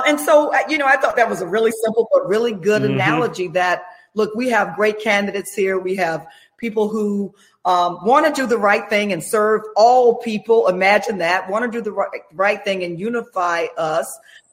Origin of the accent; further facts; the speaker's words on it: Jacksonville, Florida, United States; also born or lived in Orlando, Florida; I was born and raised in North Florida in Jacksonville.